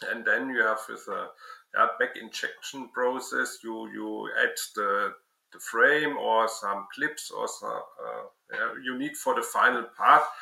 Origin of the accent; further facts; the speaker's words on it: Würzburg, Bavaria, Germany; I studied the science of plastic in my hometown Würzburg.